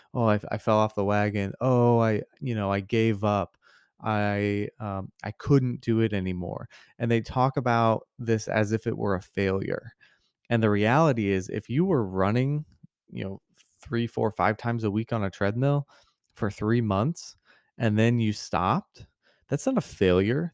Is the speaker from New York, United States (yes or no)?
no; Missouri, United States; I grew up in Missouri